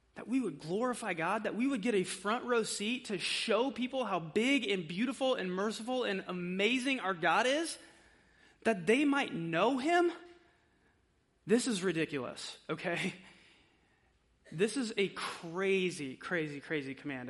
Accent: United States; we are American

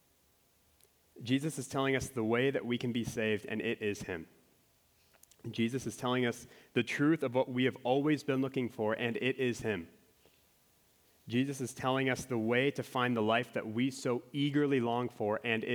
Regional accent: Minnesota, United States; I'm from Minnesota

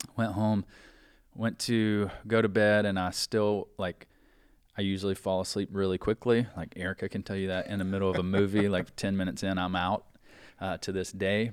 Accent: South Carolina, United States; moved away as an adult; growing up in South Carolina, we could play all year round

